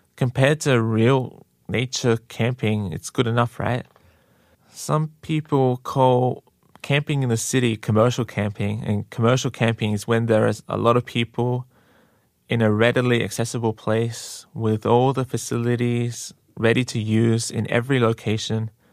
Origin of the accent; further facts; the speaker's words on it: Australia; now in Korea; I'm Australian